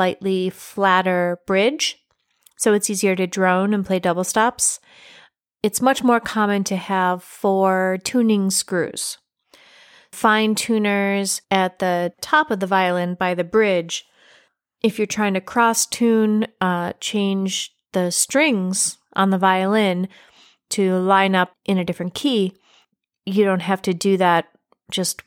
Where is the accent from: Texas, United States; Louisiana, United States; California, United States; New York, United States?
New York, United States; Central; now in Maryland, United States; I am from Central New York. I am a Yankee, as I have been called occasionally down here in Maryland